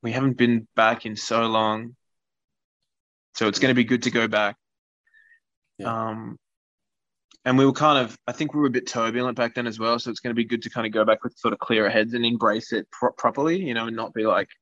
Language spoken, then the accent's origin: English; Australia; we're from Australia